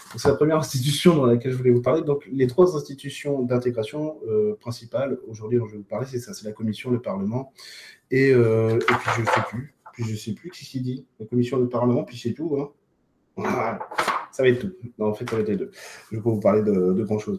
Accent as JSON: {"language": "French", "country": "France", "said": "chez nous en France"}